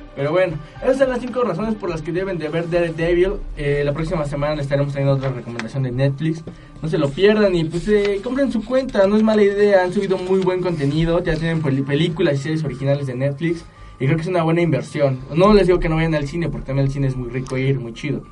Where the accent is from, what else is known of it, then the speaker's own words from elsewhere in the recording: Mexico; uno como mexicano